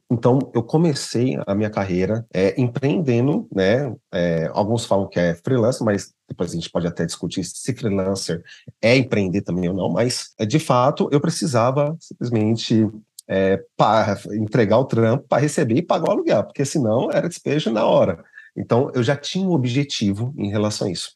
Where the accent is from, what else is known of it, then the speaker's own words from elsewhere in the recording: São Paulo, Brazil; eu sou de São Paulo, capital, né? Uh, e eu moro aqui na Zona Norte